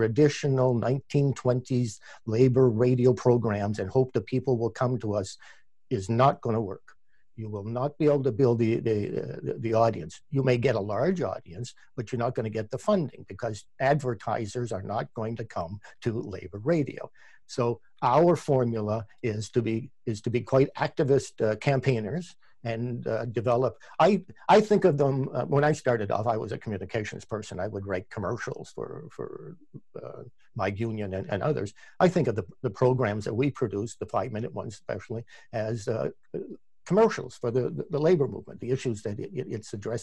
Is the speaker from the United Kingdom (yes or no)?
no; Canada; accent: Canadian; my Canadian accent